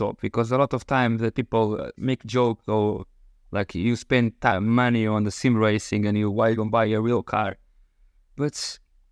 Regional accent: Portugal; I'm from Portugal.

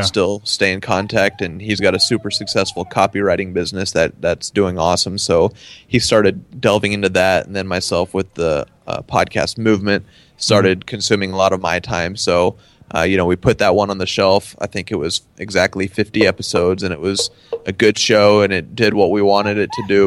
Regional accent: Dallas, Texas, United States; also born or lived in Denton, Texas; I'm from the Dallas Fort Worth area, and then I went to school in Denton

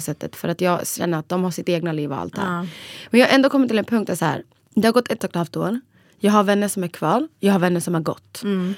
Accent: Borlänge, Dalarna County, Sweden; moved away as an adult; also born or lived in Borås; now in Stockholm, Sweden; Egentligen var jag från Borlänge men ja, jag har bott lite överallt för att jag studerat

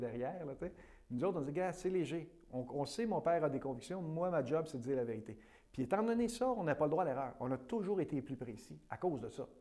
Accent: Pays-d'en-Haut, Quebec, Canada; born or raised there

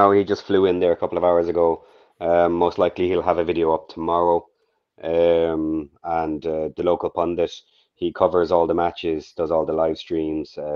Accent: Ireland; being Irish

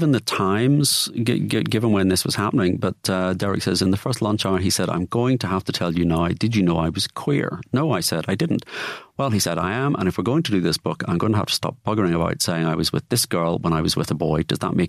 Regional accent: Liverpool, North West England, United Kingdom; now in Manchester, United Kingdom; I am from Liverpool.

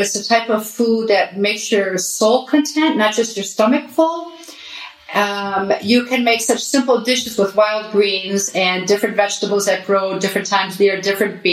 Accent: Detroit, Michigan, United States; moved away as an adult; also born or lived in Athens, Greece; now in Ikaria, Greece; I was born and raised in Detroit

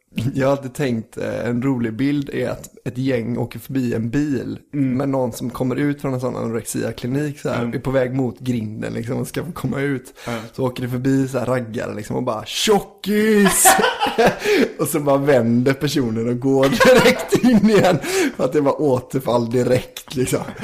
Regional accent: Tjuvkil, Västra Götaland, Sweden; moved away; Tjuvkil där jag är från, Lycke

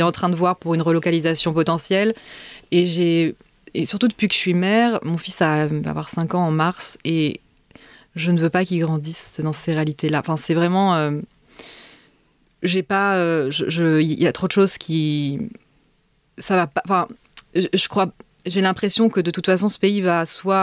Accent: France; moved away as an adult; now in Israel; quand j'ai quitté la France

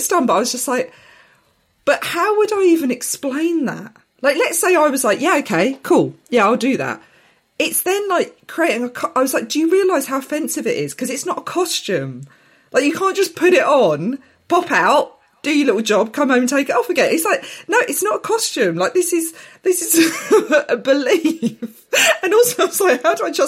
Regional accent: Essex, East of England, United Kingdom; Growing up in Essex, and it was during the time of the Gulf War, and having Arab father

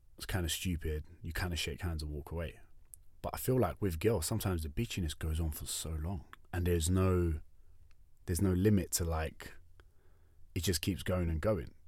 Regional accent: United Kingdom; now in Australia; we're both from the U K

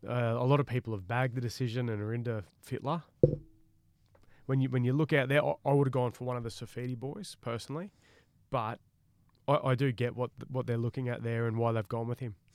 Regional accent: Queensland, Australia; I'm a Queenslander and I love Queensland

